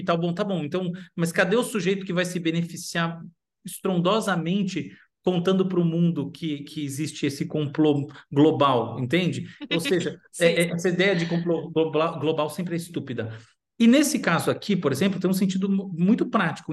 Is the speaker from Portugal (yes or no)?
no; United States; moved away; eu já morei nos Estados Unidos muito tempo, cresci nos Estados Unidos